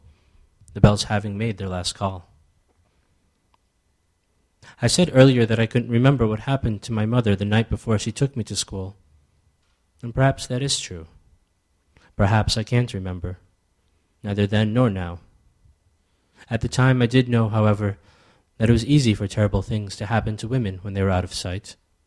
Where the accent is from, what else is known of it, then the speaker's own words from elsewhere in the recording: United States; also born or lived in Ethiopia; growing up in America but still being born in Ethiopia